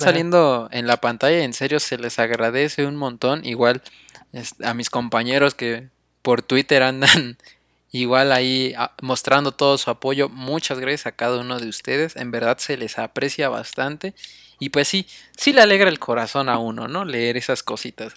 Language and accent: Spanish; Mexico; Nosotros como mexicanos